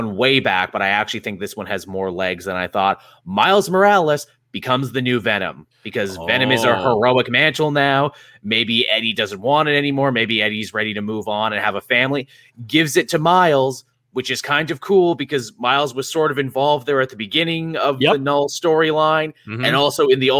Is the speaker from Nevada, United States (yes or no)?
no; Queens, New York, United States; I'm from Queens. I like Queens.